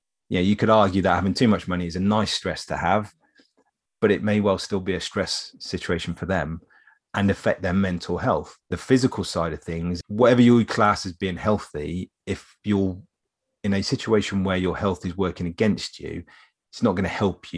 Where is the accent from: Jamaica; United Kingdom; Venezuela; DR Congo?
United Kingdom; England; we're English.